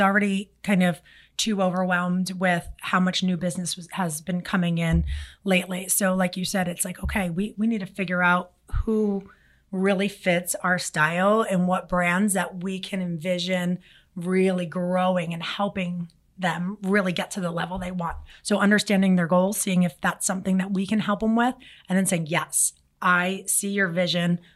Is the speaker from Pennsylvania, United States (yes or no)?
yes; Philadelphia, Pennsylvania, United States; now in South Florida, United States; I'm from Philly